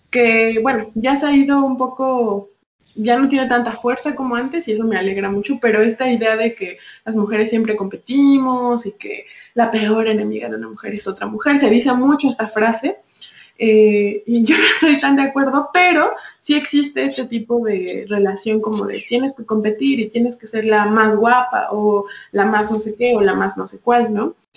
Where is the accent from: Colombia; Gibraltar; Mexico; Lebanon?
Mexico; yo soy una mujer mexicana